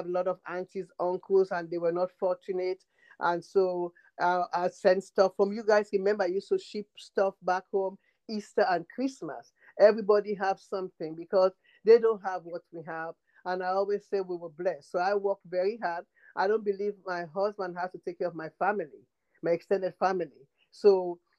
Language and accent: English; Freetown, Western Area, Sierra Leone; moved away as an adult; now in United States; I am from Freetown, Sierra Leone, next to Ghana, Liberia, Nigeria. And I've been here for about 45 years.